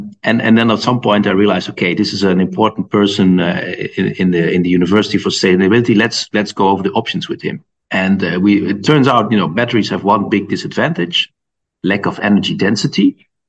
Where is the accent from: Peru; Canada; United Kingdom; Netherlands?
Netherlands; moved away as an adult; also born or lived in Delft, Netherlands; now in Munich, Germany; I'm from the Netherlands originally